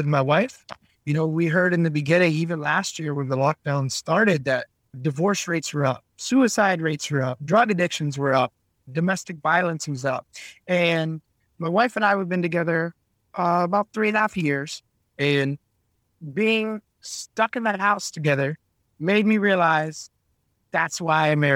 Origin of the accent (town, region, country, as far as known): Scotland, United Kingdom; now in Vietnam